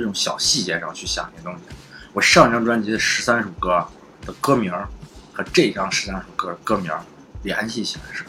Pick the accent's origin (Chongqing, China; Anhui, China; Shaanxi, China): Shaanxi, China; Xi'an; 因为西安，我一直觉得，其实你要知道，我们西安人，我们其实什么都有。